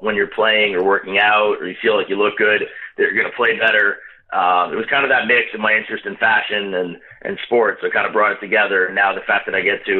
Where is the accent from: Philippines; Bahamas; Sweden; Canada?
Canada; Montreal, Quebec; moved away as an adult; also born or lived in Boston / Australia; now in Toronto, Canada; I'm originally actually from Montreal. So I grew up there. When I was 23, I moved out and I moved to Toronto.